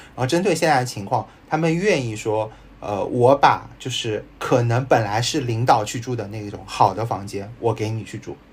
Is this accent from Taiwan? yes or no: no; Shanghai, China; 我也是上海人